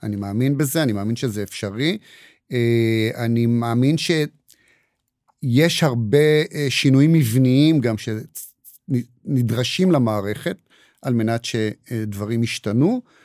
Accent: Israel; also born or lived in United States; נולדתי פה, גדלתי פה, למרות, חוץ מהשנתיים שגרתי בארצות הברית

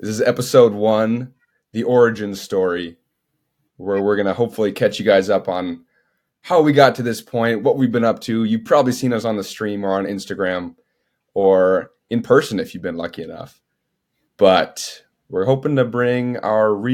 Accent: Minnesota, United States; moved away as an adult; now in Austin, United States; I am originally from Minnesota. It's where I am now. I'm in my childhood bedroom

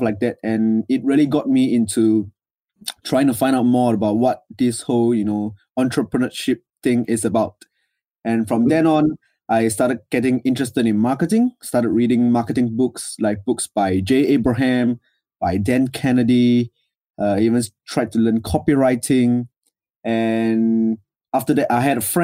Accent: Singapore; So I'm from Singapore. So In Singapore, we have to serve a compulsory 2 years in the military.

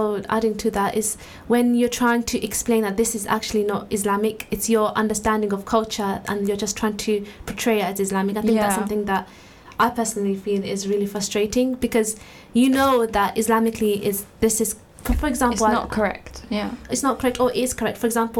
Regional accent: United Kingdom; we have the Muslim identity, we have the British identity. So some things about us that we're quite British, like talking about the weather all the time.

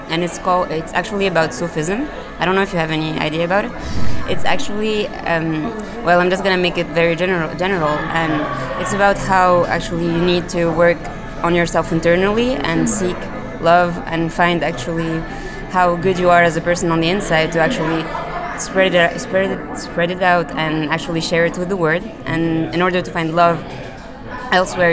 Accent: Tunisia; also born or lived in France; now in New York, United States; I'm from Tunisia originally, and I also lived in France a little, and now I'm in New York.

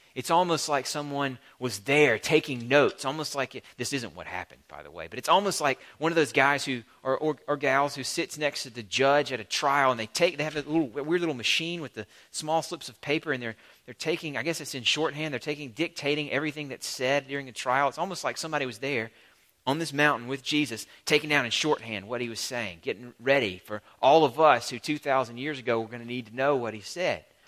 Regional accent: the American South, United States; As a Southerner

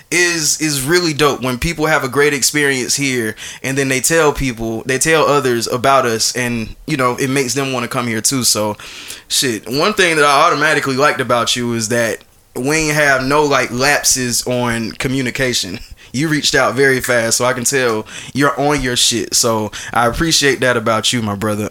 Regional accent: Atlanta, Georgia, United States; I'm from Atlanta

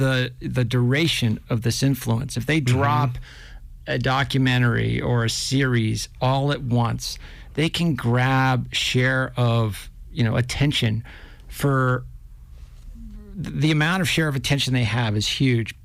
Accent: New Hampshire, United States; now in Montana, United States; I am from New Hampshire

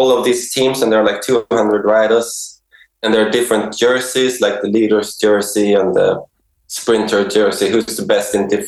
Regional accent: Sweden; now in Denmark; I'm from Sweden.

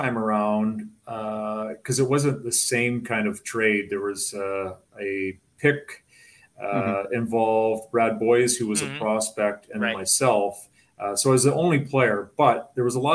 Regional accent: about 2.5 hours from Toronto, Ontario, Canada; moved away; it was only about 2.5 hours away from my hometown

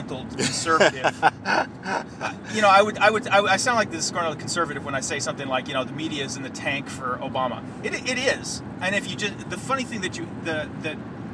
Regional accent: United States; moved away as an adult; now in Europe; I'm not the typical American that lives overseas

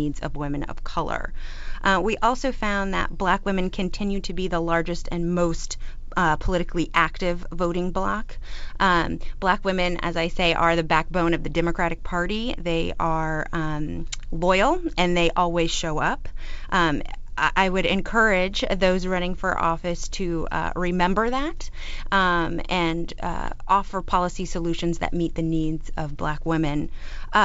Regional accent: Florida, United States; We're both from Florida

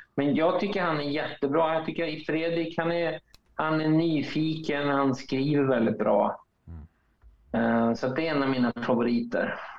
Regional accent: Linköping, Östergötland, Sweden; moved away; i Linköping, där jag kommer ifrån

